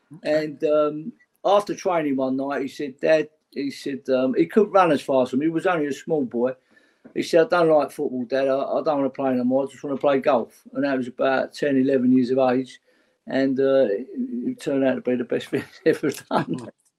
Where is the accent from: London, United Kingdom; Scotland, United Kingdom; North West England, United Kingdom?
London, United Kingdom; Well, we come from Old Kent Road as a family, and I lived up Pepys Hill most of my younger life on Omni Road.